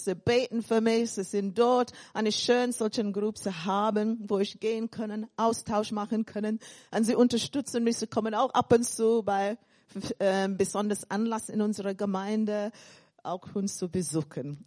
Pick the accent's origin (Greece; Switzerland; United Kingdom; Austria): United Kingdom; England; accent: English; German is a second language; also born or lived in Caribbean; now in Germany; Ich bin dann in England aufgewachsen und ich sage, in Deutschland weitergereift.